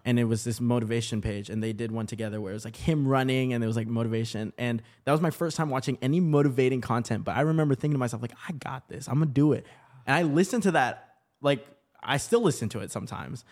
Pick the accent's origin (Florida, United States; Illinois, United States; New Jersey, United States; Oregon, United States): Oregon, United States; Portland; also born or lived in Vancouver, Washington; now in Los Angeles, United States; that's kinda like my hometown. Portland, Oregon